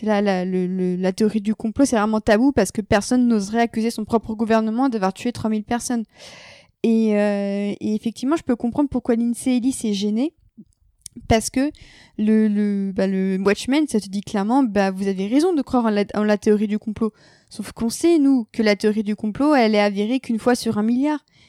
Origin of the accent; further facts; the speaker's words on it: France; on parle en tant que Français.